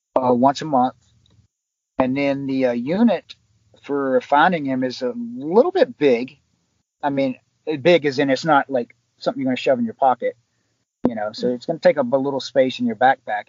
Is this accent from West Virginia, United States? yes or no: yes; West Virginia, United States; moved away; also born or lived in Long Island, New York; I'm originally from West Virginia